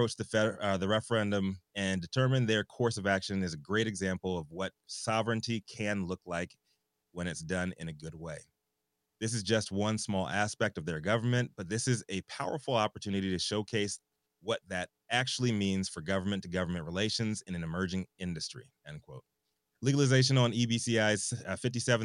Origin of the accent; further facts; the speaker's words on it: Virginia, United States; growing up in Virginia, public schools right next door to North Carolina